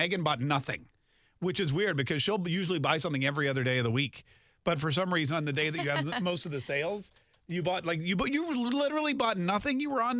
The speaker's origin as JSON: {"language": "English", "region": "North Carolina", "country": "United States", "tie": "born or raised there", "also_born_or_lived": "Canada", "said": "I grew up in North Carolina, but I'm from Canada."}